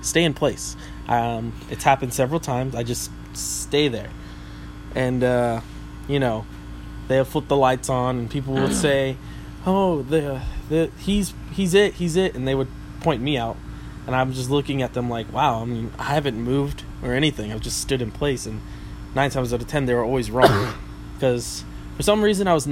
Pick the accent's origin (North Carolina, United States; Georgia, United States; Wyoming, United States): Georgia, United States; Valdosta; also born or lived in Warner Robins, Georgia; I was a student leader in the youth group I grew up in Valdosta, Georgia